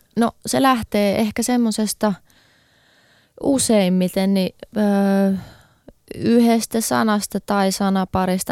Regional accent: Helsinki, Uusimaa, Finland; mä oon Helsingistä kotoisin

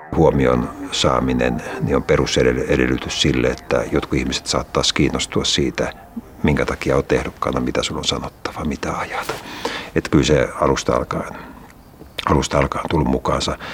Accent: Espoo, Uusimaa, Finland; lapsena asuttiin äh, Laajalahdessa Ruukirannan alueella

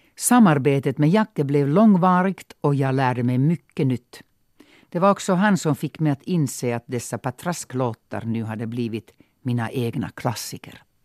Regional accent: Mikkeli, South Savo, Finland; first language Finnish; Swedish is a second language; now in Sweden; de allmänna folksaunorna i min hemstad. Det var en folkrörelse när jag var liten. 10-15 stycken bara i det lilla Mikkeli

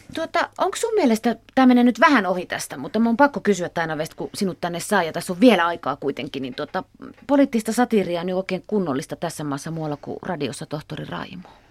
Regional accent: Kalajoki, Central Ostrobothnia, Finland

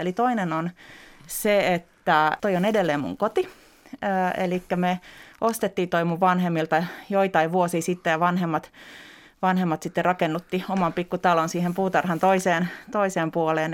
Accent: Helsinki, Uusimaa, Finland; also born or lived in Lohja; Mä oon tuossa viisivuotias ja tämä on otettu varmaan aika pian sen jälkeen, kun muutettiin Lohjalta Helsinkiin meidän me, Pitäjänmäkeen

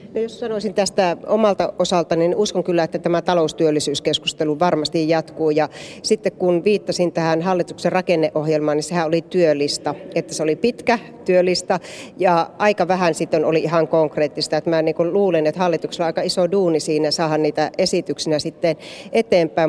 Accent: Joensuu, North Karelia, Finland; minun kotikaupunkini Joensuu

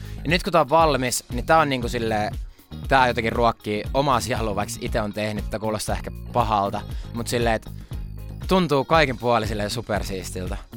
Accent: Finland; Mä oon suomenruotsalainen

